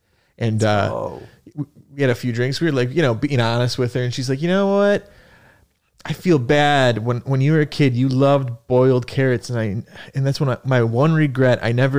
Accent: Buffalo, New York, United States; now in New York City, United States

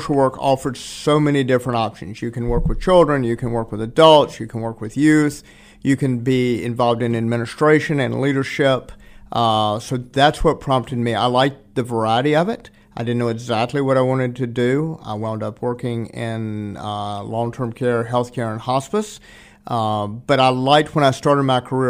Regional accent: Roanoke, Virginia, United States; moved away as an adult; now in Concord, United States; Was born in Roanoke. Uh-huh. Spent most of my life there

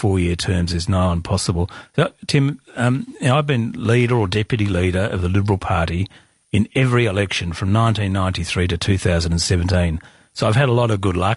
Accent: Western Australia, Australia

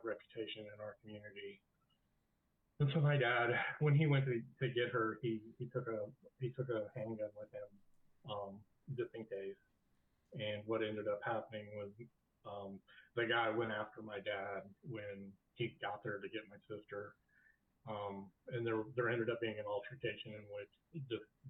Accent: rural Illinois, United States; also born or lived in St. Louis, Missouri; we moved from St. Louis to rural Illinois in 78.

